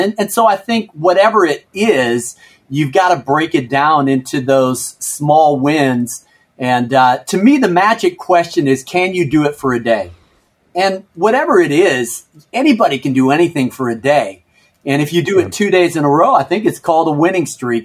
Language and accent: English; Chicago, Illinois, United States; moved away as an adult; also born or lived in Minneapolis; now in Washington, D.C., United States; I was born in Minneapolis, grew up in Chicago during the golden years of the Michael Jordan era